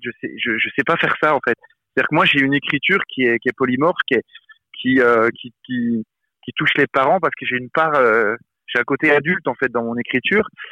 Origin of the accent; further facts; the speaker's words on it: Besançon, Bourgogne-Franche-Comté, France; j'ai grandi à Besançon